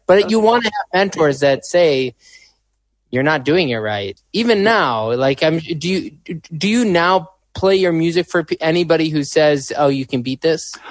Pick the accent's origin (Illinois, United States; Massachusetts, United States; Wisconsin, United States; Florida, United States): Illinois, United States; Chicago; I'm from Chicago